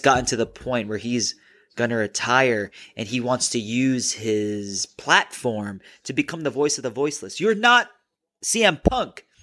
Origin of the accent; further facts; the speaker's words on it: Minnesota, United States; I'm from Minnesota